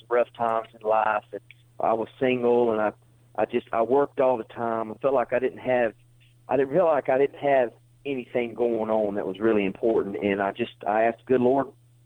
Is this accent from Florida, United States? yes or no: yes; Florida, United States; moved away as an adult; now in Alabama, United States; I'm originally a Florida boy. I grew up down in Florida and on the citrus grove and landscape nurseries